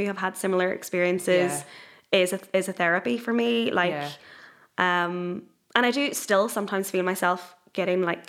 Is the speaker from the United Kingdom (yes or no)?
yes; Northern Ireland, United Kingdom; I am totally Northern Irish